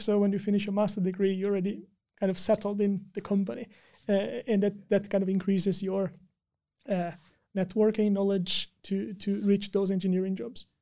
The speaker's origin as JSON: {"language": "English", "country": "Brazil", "also_born_or_lived": "China", "moved": "as an adult", "lives_now": "Tampere, Finland", "said": "I'm from Brazil"}